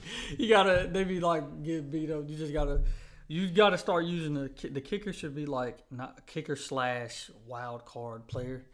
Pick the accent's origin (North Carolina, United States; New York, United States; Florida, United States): North Carolina, United States; I'm from Carolina